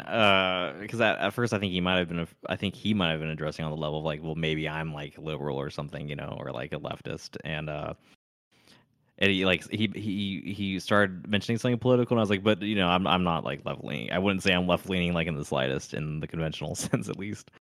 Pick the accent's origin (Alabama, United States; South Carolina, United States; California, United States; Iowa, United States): California, United States; moved away as an adult; now in Tennessee, United States; I was from California.